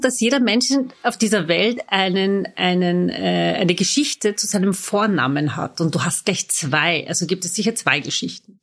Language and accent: German; Vienna, Austria; first language German; Ich bin hier geboren, lebe mitten im Dritten